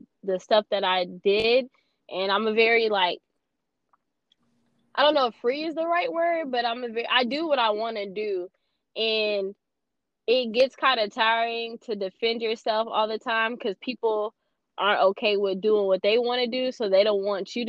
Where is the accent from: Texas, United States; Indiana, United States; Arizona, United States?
Texas, United States; Houston; I'm from Houston